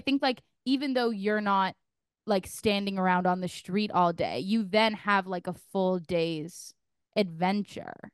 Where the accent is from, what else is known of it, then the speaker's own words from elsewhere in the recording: New York, United States; moved away; being from New York